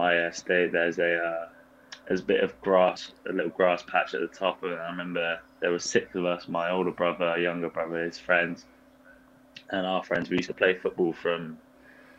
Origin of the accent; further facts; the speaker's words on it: Bath, South West England, United Kingdom; moved away as an adult; also born or lived in Sweden / Cyprus / Northern Ireland; I was born in Bath, pretty much lived there my whole life